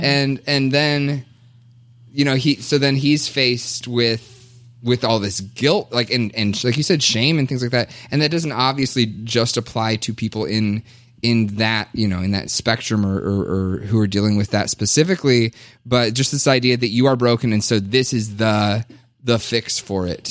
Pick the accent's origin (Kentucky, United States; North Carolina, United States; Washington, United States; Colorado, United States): Kentucky, United States; now in Minnesota, United States; I was born and raised in Kentucky